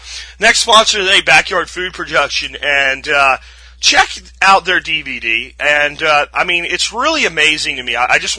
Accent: Pennsylvania, United States; now in Texas, United States; It was very foreign to me when I came here from the Northeast, from Pennsylvania. I looked at this and went, you would go to jail so fast in Pennsylvania if you did this.

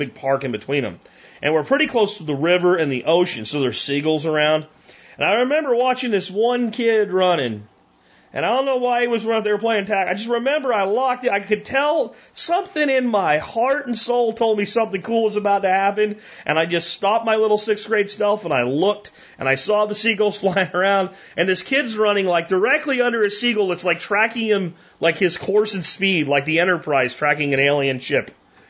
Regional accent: Jacksonville, Florida, United States; I grew up in Jacksonville, Florida for a part of my childhood.

